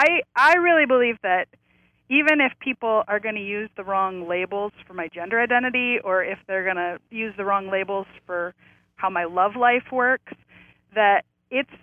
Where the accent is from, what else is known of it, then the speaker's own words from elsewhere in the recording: South Dakota, United States; moved away; also born or lived in Berkeley; I grew up in South Dakota